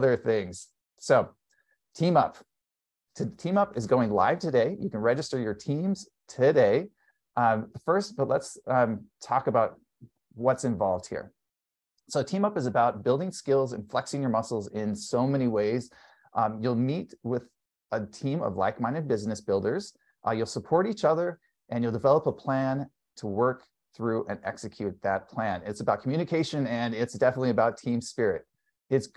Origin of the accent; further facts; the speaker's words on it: California, United States; since I'm from California